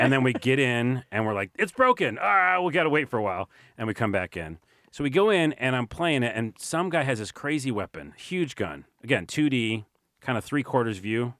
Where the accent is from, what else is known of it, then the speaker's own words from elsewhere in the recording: New York City, New York, United States; I'm from New York.